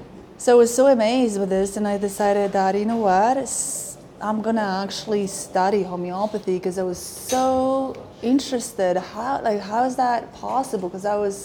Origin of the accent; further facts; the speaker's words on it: Poland; moved away as an adult; now in Canada; I was born in Poland in 1976